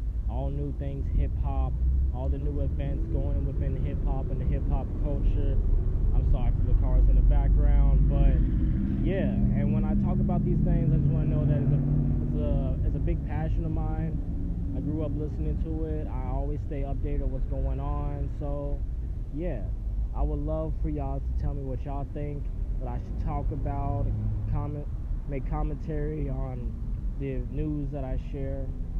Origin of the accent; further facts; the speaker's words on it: Ohio, United States; now in Los Angeles, United States; I'm from Ohio, now living in LA.